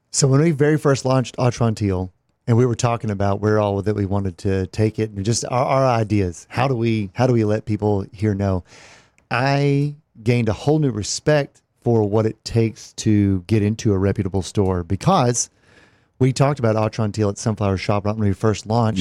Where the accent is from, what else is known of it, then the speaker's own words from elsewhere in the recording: Texas, United States; me growing up in Texas